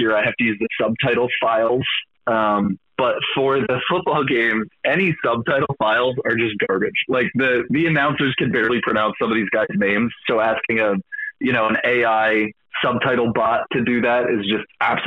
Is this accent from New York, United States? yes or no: no; Philadelphia, Pennsylvania, United States; I'm from Philadelphia